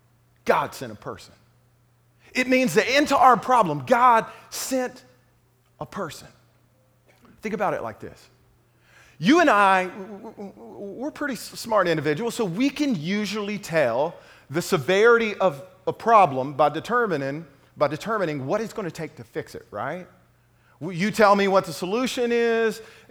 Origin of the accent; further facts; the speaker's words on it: Lufkin, Texas, United States; moved away; the Lufkin Daily News, my hometown newspaper